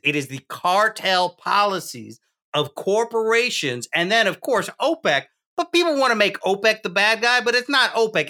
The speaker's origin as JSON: {"language": "English", "region": "Deep South", "country": "United States", "tie": "born or raised there", "said": "I grew up in the Deep South."}